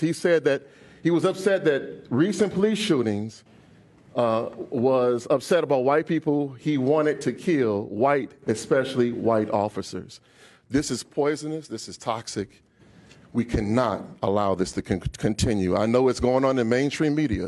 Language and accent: English; United States; I'm an American.